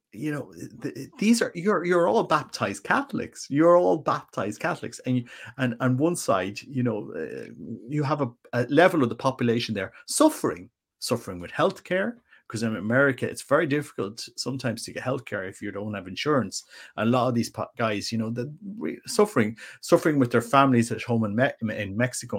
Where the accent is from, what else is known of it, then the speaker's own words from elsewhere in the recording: Ireland; I'm just an Irish guy